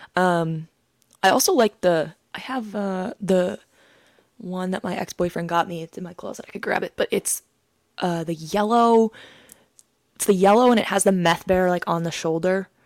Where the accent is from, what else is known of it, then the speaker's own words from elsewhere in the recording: Maine, United States; I'm from Maine